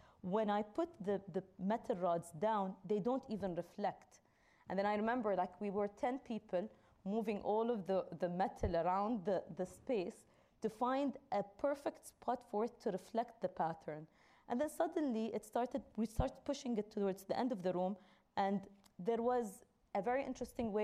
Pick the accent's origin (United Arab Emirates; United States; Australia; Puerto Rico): United Arab Emirates; Dubai; I come from Dubai, and there's a lot of construction going on all the time. So I live on the main street